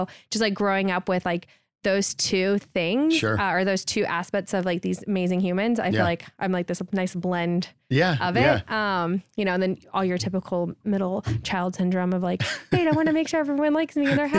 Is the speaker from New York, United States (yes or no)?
no; Houston, Texas, United States; also born or lived in Baton Rouge, United States; So I'm from Houston, Texas, born and raised. I left for a hot second, lived in Baton Rouge, Louisiana.